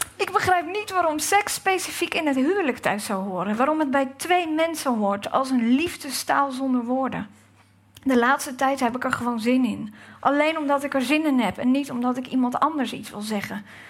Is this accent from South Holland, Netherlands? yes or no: yes; Gouda, South Holland, Netherlands; dat ik uit Gouda kom